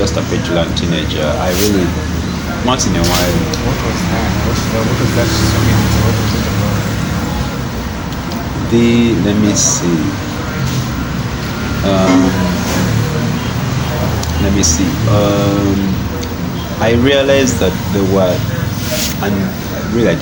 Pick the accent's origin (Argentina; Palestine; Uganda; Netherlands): Uganda; moved away; also born or lived in Kenya; I'm Ugandan